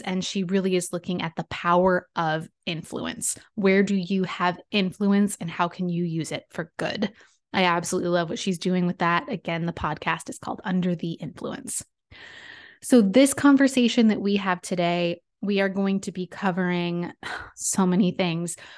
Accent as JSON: {"language": "English", "town": "San Diego", "region": "California", "country": "United States", "tie": "born or raised there", "said": "It's a creative communications agency out of my hometown, San Diego"}